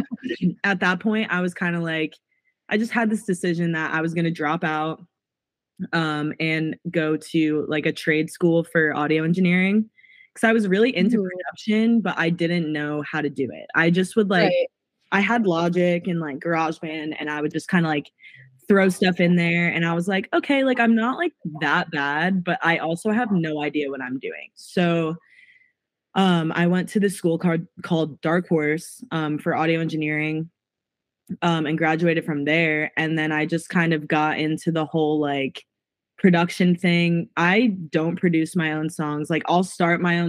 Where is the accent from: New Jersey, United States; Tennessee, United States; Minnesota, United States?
New Jersey, United States; Jersey Shore area; moved away as an adult; now in Nashville, United States; I'm originally from New Jersey, Jersey Shore area.